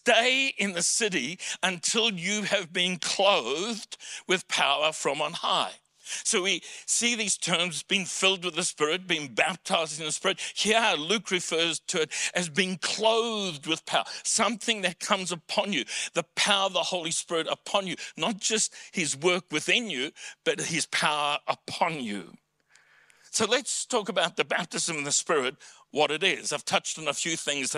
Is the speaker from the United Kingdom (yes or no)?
no; South Africa; accent: South African; first language English; now in Australia; For me, my mother tongue is English with a South African accent.